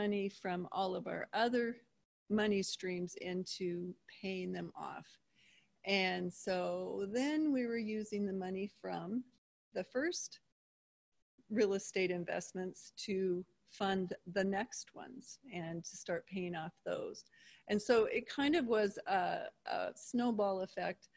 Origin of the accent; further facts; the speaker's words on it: Seattle, Washington, United States; moved away as an adult; also born or lived in Pullman, Washington; I'm from Seattle area, but I came over here to go to WSU, and then I met him over here.